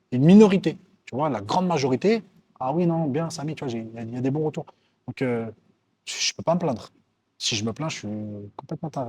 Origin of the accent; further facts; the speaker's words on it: France; moved away as an adult; now in Morocco; Je suis venu de France ici au Maroc et maintenant je suis connu en France.